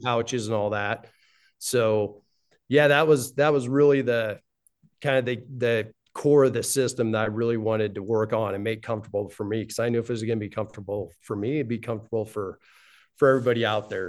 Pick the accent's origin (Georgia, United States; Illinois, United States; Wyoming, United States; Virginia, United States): Wyoming, United States; Both my wife and I were born and raised in Wyoming.